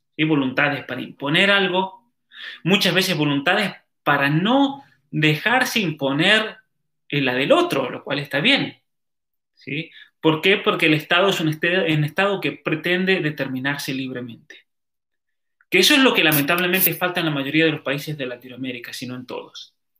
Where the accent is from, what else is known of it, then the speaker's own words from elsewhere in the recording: Calingasta, San Juan, Argentina; en mi pueblo, por ejemplo, eh, la tribu originaria de ese valle, el valle de Calingasta